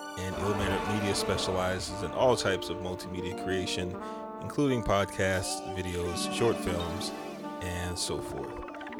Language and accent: English; Houston, Texas, United States; from Sunnyside, Houston, Texas.